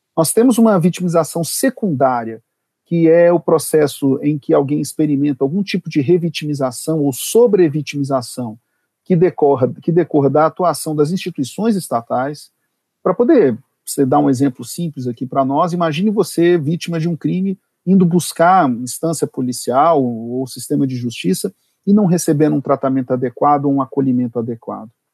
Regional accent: Brasília, Federal District, Brazil; sou de Brasília

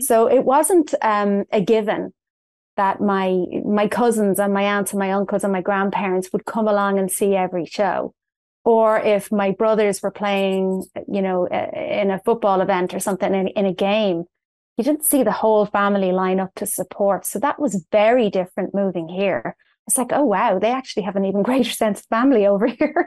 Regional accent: Dublin, Leinster, Ireland; moved away as an adult; now in St. Charles, United States; I was born in Dublin in Ireland, and I spent most of my life there. Um, I moved to the United States in two thousand eleven

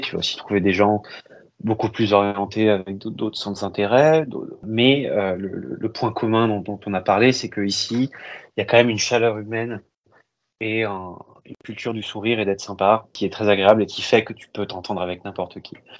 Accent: Paris, Île-de-France, France; moved away as an adult; also born or lived in Berry / London / Toronto; now in New York, United States; j'ai grandi à Paris.

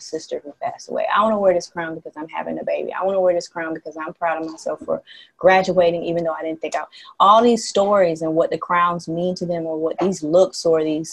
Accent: the South, United States; moved away as an adult; now in Haiti; growing up in the South

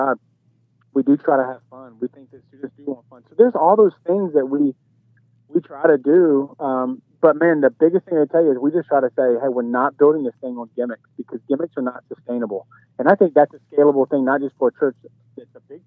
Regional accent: Baton Rouge, Louisiana, United States; accent: dirty South twang; moved away; I grew up in Baton Rouge, Louisiana, right outside of New Orleans

